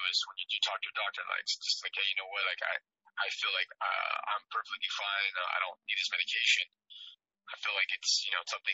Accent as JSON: {"language": "English", "region": "Midwest", "country": "United States", "tie": "born or raised there", "said": "I grew up in the Midwest, it's a very hard place to grow up"}